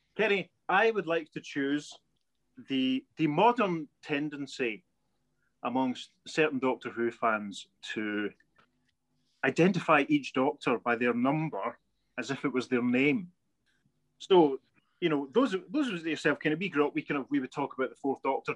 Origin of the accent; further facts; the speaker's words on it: Paisley, Scotland, United Kingdom; now in Glasgow, United Kingdom; I'm from Paisley, but I currently live in Glasgow.